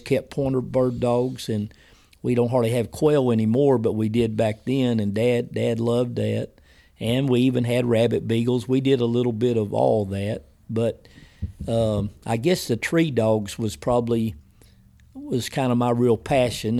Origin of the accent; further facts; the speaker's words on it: Wilburton, United States; the town that's really my hometown where I went to school, most of my family's Wilberton